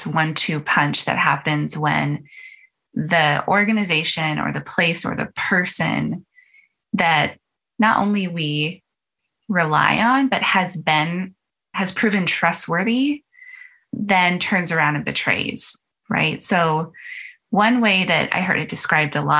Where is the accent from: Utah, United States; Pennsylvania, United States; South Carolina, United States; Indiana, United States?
Utah, United States; I grew up in Utah and 95% of my neighbors were all LDS